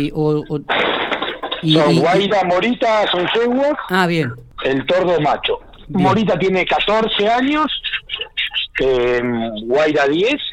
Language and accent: Spanish; Buenos Aires, Argentina; Soy nacido y criado en, Capital Federal.